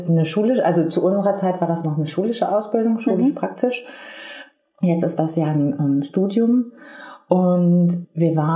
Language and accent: German; Marl, North Rhine-Westphalia, Germany; in der Stadt, wo ich herkomme, in Mahl, gibt es ein ganz großes Chemiewerk.